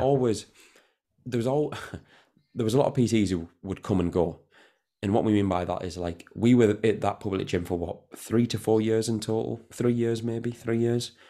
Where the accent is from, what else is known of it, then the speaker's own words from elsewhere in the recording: Newton Aycliffe, North East England, United Kingdom; I'm from Newton Aircliff